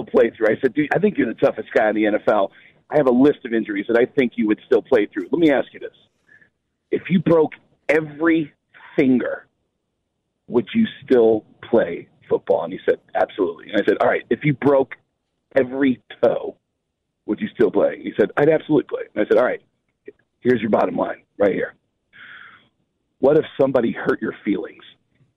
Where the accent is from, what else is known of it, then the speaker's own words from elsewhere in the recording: New York, United States; I'm from New York